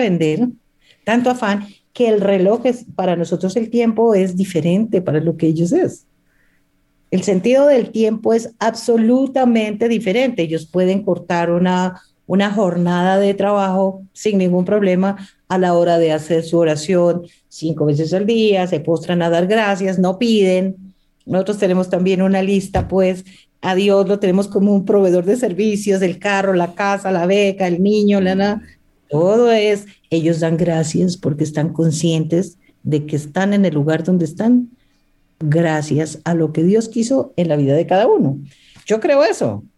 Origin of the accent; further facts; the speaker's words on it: Pasto, Nariño, Colombia; Yo soy de Pasto, eh, estaba divorciada y me fui a Dubái eh, con unas libras de café de Nariño a vender